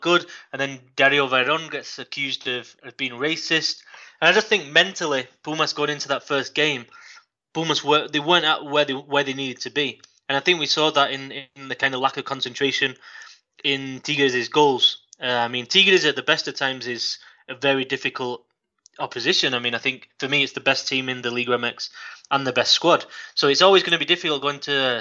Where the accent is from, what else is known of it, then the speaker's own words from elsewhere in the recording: Manchester, North West England, United Kingdom; moved away as an adult; now in Guadalajara, Mexico; I'm from Manchester in England, and I've been here, it's coming on to 8 years now